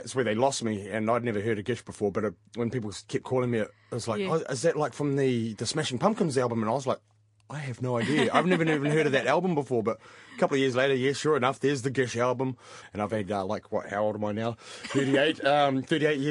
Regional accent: Pukemiro, Waikato, New Zealand; also born or lived in Rotorua / Australia / Gisborne; we actually situated ourselves out the back of Huntly in a little place called Pukemiro, which is close to Wangaroa Hot Springs. And I grew up there for about 12 years and went to Huntly College.

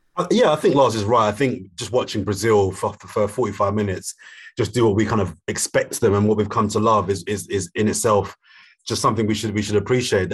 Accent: London, United Kingdom; I'm from South London

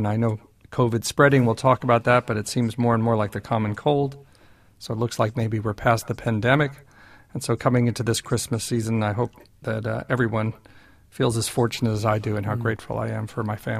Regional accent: New York, United States; moved away as an adult; also born or lived in Dunedin, New Zealand; now in New Zealand

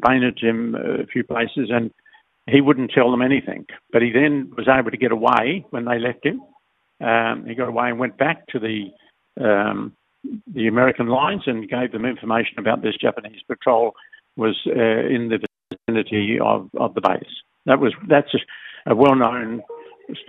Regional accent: Solomon Islands; we're British colonial islands up until 78, and then we became independent.

